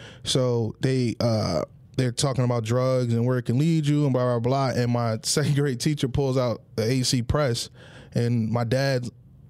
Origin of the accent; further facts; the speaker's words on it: Atlantic City, New Jersey, United States; growing up in Penny Village is one of the worst projects in Atlantic City.